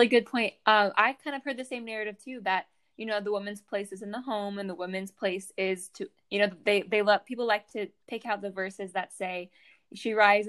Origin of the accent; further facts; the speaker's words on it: Atlanta, Georgia, United States; I am from Atlanta, Georgia. I go to school at Liberty